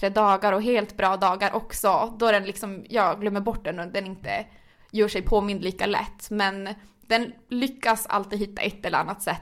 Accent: Gällivare, Norrbotten County, Sweden; now in Stockholm, Sweden; alltså jag är född och uppvuxen i Norrland, i Gällivare, men man hörde typ inte på min dialekt något mer efter tre år i Stockholm

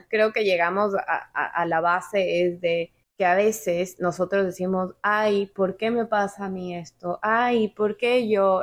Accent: Ecuador; now in Miami, United States; yo nací en Ecuador

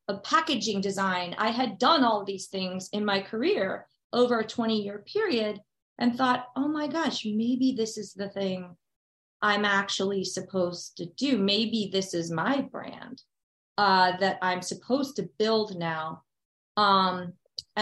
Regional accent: New Jersey, United States; moved away as an adult; also born or lived in Nashville, Tennessee; I'm originally from New Jersey

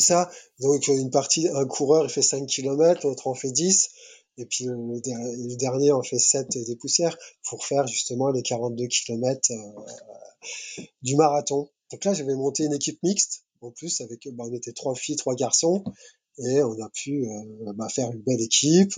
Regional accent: France; nous en tant que Français

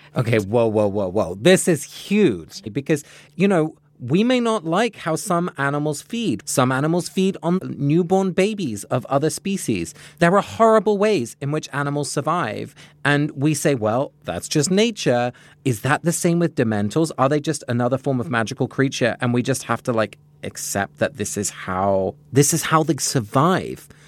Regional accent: England, United Kingdom; moved away; Growing up in England

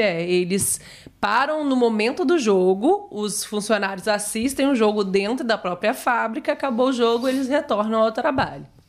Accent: Brazil; como boa brasileira

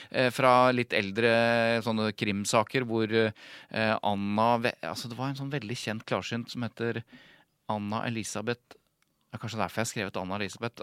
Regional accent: Jevnaker, Innlandet, Norway; Jeg er jo fra Jevnaker

